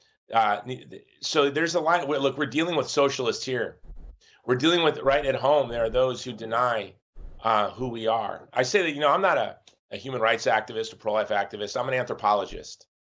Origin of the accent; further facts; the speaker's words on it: Hawaii, United States; in my home state of Hawaii